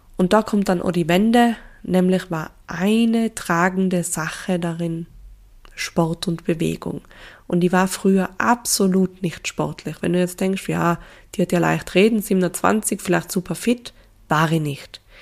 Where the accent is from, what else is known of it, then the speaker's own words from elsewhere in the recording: Tyrol, Austria; accent: Tyrolean dialect; also born or lived in Innsbruck; Ich bin aufgewachsen in Tirol mit meinen drei jüngeren Schwestern